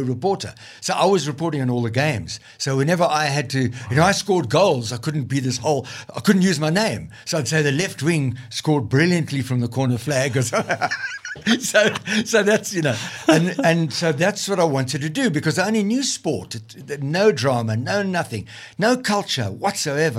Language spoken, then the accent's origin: English; Limpopo Valley, South Africa; moved away; I came from the Limpopo Valley